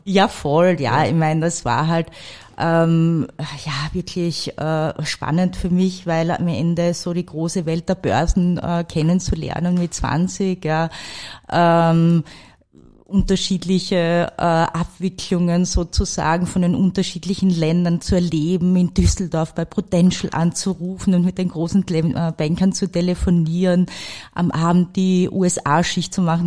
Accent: St. Peter am Kammersberg, Styria, Austria; moved away; also born or lived in Salzburg / Frankfurt; Ich bin im Bezirk Mura aufgewachsen, in einem kleinen Ort namens St. Peter am Kammersberg

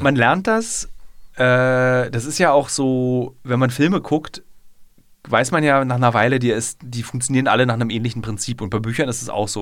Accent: Berlin, Germany; meine Heimatstadt

